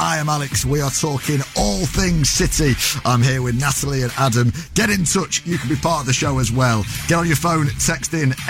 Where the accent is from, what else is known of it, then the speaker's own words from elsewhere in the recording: the North West, North West England, United Kingdom; growing up in the North West, you have to choose City or United.